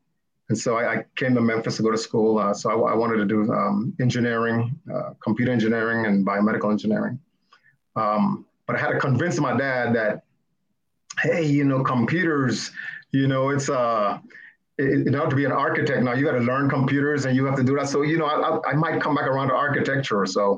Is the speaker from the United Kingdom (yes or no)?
no; Saint Thomas, U.S. Virgin Islands; Well, so as you said earlier, I grew up in the Virgin Islands, St. Thomas to be exact, the best island, right?